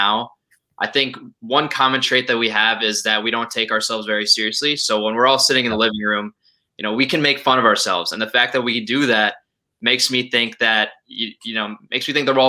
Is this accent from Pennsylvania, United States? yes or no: no; Minneapolis, Minnesota, United States; I'm also from Minneapolis